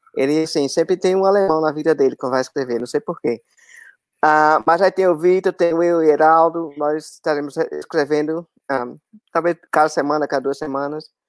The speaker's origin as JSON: {"language": "Portuguese", "town": "Aracaju", "region": "Sergipe", "country": "Brazil", "said": "eu sou de Aracaju, sou Sergipano"}